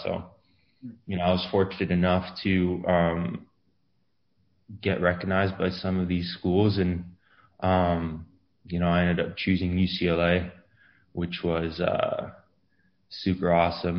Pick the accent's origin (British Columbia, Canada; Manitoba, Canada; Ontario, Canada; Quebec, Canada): Quebec, Canada; Montreal; moved away as an adult; also born or lived in Los Angeles, California; now in Green Bay, United States; I'm a kid from Montreal